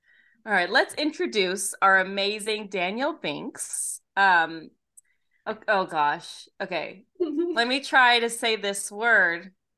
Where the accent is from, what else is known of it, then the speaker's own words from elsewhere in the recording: Australia; I know that place. I'm Australian.